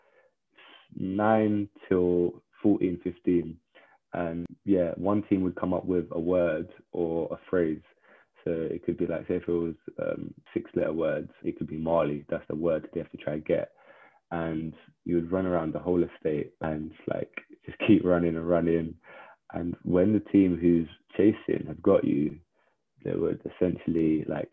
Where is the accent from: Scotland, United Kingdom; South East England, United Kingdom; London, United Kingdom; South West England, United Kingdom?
London, United Kingdom; I was born in like and raised in Southeast London in the borough of Greenwich in a place called Woolwich.